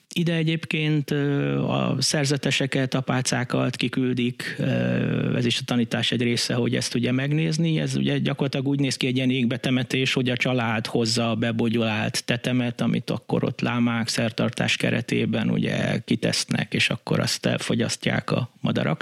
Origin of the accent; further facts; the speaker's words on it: Budapest, Hungary; Én ugyan itt a betonon, izé, Budapesten nőttem fel